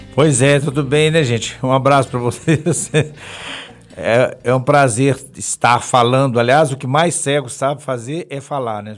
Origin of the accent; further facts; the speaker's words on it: Belo Horizonte, Minas Gerais, Brazil; eu, eu, sou mineirinho, mineirinho, graças a Deus, eu, tenho, eu sou o único de Belo Horizonte. O resto lá de casa é, é, é tudo mineiro também, mas em Tabira, Jabuticatuba, tudo espalhado. Eu sou de Venda Nova